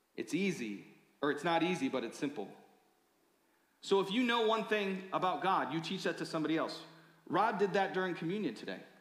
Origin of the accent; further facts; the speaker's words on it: Michigan, United States; I grew up in Michigan